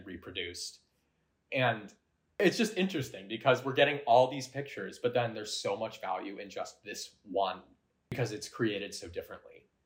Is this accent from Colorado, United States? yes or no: yes; Colorado, United States; I grew up in Colorado